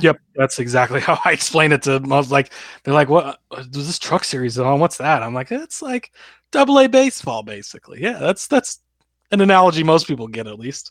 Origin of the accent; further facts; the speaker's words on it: Omaha, Nebraska, United States; I grew up near Omaha